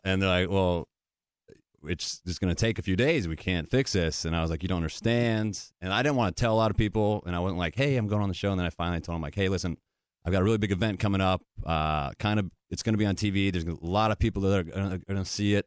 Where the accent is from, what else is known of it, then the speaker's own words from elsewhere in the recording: Connecticut, United States; moved away as an adult; also born or lived in New Hampshire / Wisconsin / Michigan / Nashville, Tennessee; I've always been a small town guy, grew up in Connecticut, went to school up in New Hampshire